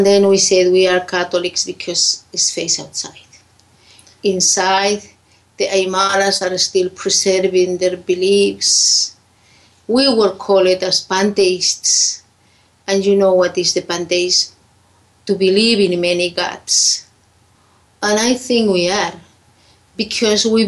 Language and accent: English; Lake Titicaca, Puno, Peru; English is a second language; from where I come is the High Andes, the Lake Titicaca. I grew up there. I born there.